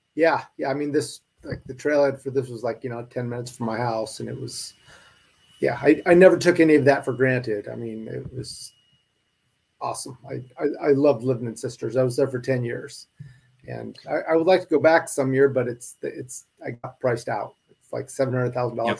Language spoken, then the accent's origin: English; Spokane, Washington, United States; moved away as an adult; also born or lived in Idaho; I grew up in Spokane, Washington. I was born and raised there.